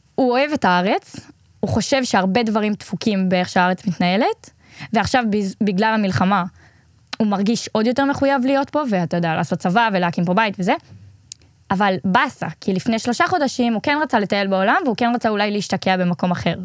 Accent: Israel; אנחנו ישראלים

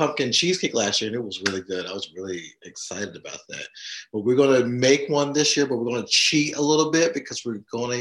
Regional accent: the South, United States; moved away; I am from the South. I am a Gen Xer from the South.

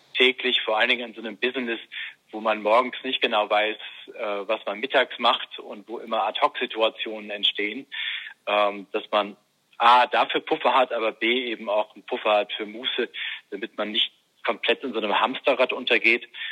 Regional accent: Bremen, Germany; moved away; also born or lived in Münster; als Schülersprecher in Bremen, wo ich aufgewachsen bin

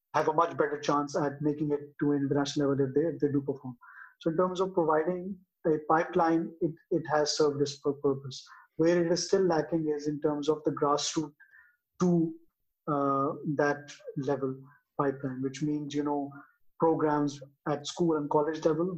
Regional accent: Islamabad, Islamabad Capital Territory, Pakistan; I actually hail from Islamabad

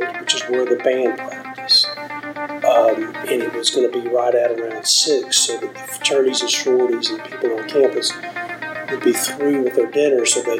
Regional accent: Dothan, Alabama, United States; I'm from Dothan, Alabama.

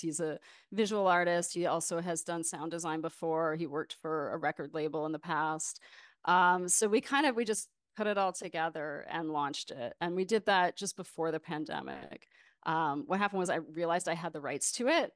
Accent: Windsor, Ontario, Canada; moved away as an adult; also born or lived in Toronto, Canada / New York, United States; now in Brooklyn, United States; I was raised just across the border in Ontario near Windsor, Detroit area

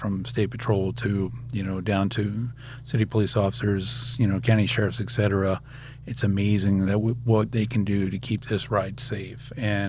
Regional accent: the South, United States; So I'm from the South.

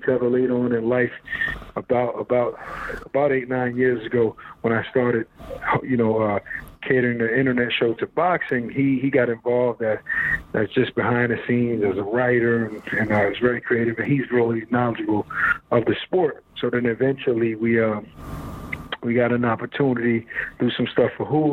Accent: New York, United States; We're both from New York

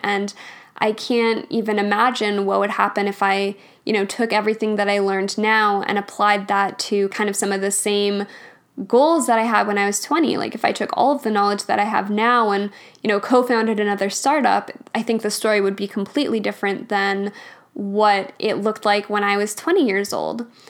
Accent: Alberta, Canada; I grew up in Alberta

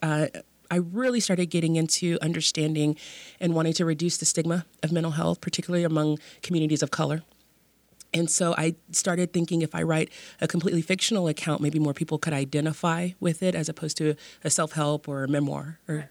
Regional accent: Dallas, Texas, United States; also born or lived in Austin, Texas; now in West Texas, United States; I am a Texas native I grew up in Dallas

